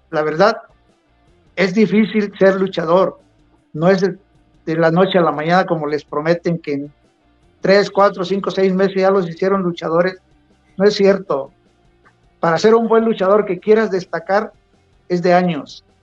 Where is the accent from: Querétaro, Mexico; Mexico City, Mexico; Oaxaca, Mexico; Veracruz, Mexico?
Oaxaca, Mexico; Río Grande; also born or lived in Acapulco; Yo nací en Acapulco, pero me crié en Río Grande, Oaxaca.